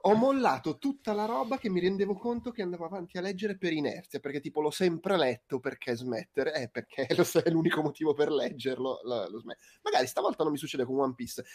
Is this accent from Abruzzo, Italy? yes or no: yes; Abruzzo, Italy; moved away; io ogni tanto torno in Abruzzo